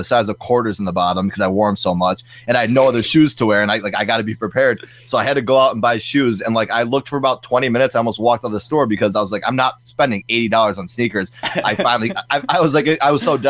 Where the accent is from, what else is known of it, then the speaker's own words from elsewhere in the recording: Buffalo, New York, United States; But I grew up in Buffalo